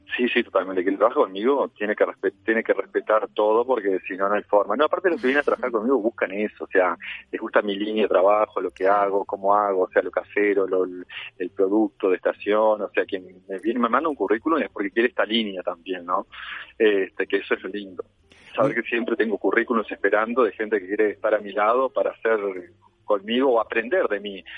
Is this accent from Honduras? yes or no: no; Uruguay